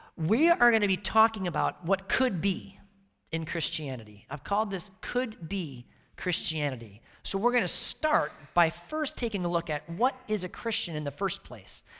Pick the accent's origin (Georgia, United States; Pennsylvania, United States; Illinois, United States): Illinois, United States; outside Chicago; moved away; I grew up outside Chicago